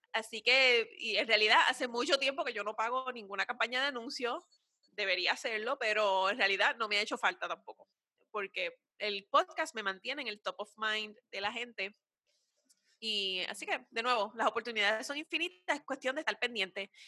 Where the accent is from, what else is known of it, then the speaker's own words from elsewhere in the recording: Puerto Rico; nosotras, como puertorriqueñas